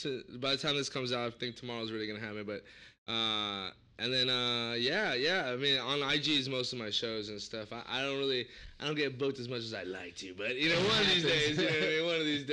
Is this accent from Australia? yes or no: no; San Gabriel Valley, California, United States; I'm not from L.A. I'm from San Gabriel Valley, Ballpark. But I do consider myself L.A. comic. I started downtown, Silver Lake.